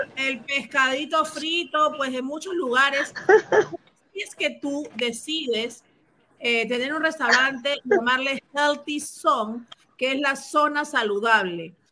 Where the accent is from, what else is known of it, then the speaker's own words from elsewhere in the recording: Peru; now in Miami, United States; yo soy peruana